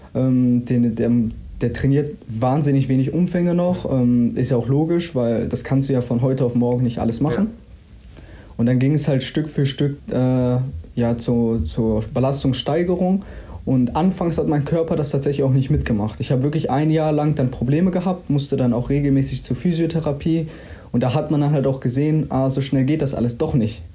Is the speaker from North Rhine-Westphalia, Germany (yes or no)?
yes; Willich, North Rhine-Westphalia, Germany; also born or lived in Mönchengladbach; now in Dortmund, Germany; ich bin ja in Gladbach geboren, bin hier in Willig aufgewachsen.